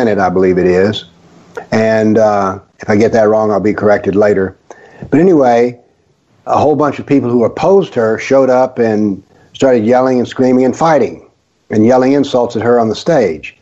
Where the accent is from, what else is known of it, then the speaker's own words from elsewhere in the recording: the South, United States; I grew up in the South, went to school in the South